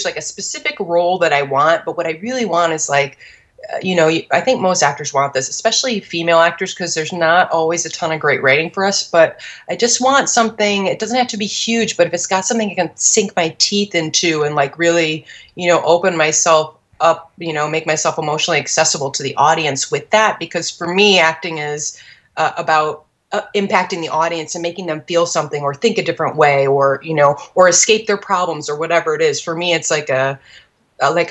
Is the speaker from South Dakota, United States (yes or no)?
no; Michigan, United States; I am from Michigan